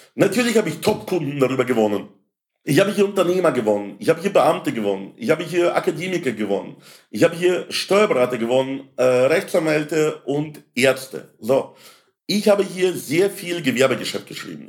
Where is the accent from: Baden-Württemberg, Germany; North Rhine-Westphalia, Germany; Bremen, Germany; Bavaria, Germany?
Bavaria, Germany; Landshut; in meiner Heimatstadt in Landshut